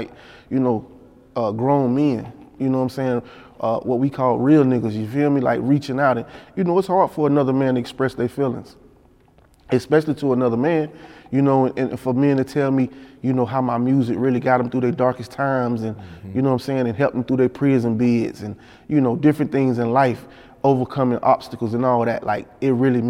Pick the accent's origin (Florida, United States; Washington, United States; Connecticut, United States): Florida, United States; Panama City; I'm from a country town. I'm from Panama City, Florida